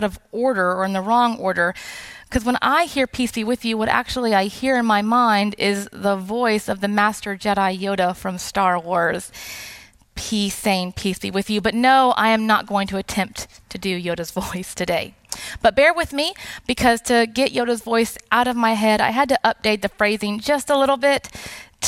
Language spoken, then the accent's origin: English; South Texas, United States; moved away; I'm not Latina, but I am originally from South Texas